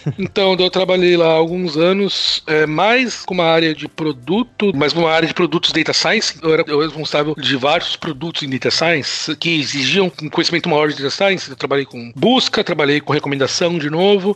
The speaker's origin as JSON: {"language": "Portuguese", "region": "São Paulo", "country": "Brazil", "tie": "born or raised there", "also_born_or_lived": "Netherlands / France", "accent": "São Paulo (Mooca)", "moved": "as an adult", "lives_now": "Boston, United States", "said": "Então, sou de São Paulo, nascido, crescido"}